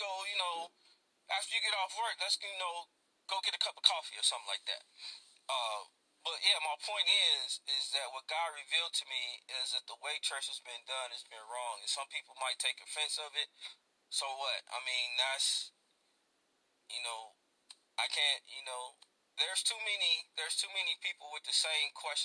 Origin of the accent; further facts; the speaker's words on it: Gary, Indiana, United States; during my 21 years growing up in Gary, Indiana